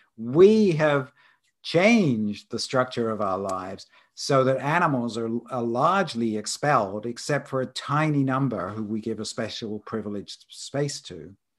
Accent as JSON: {"language": "English", "area": "Isle of Wight", "region": "South East England", "country": "United Kingdom", "tie": "born or raised there", "also_born_or_lived": "London / Edinburgh", "moved": "as an adult", "lives_now": "Arizona, United States", "said": "I was born on the Isle of Wight off the south coast there."}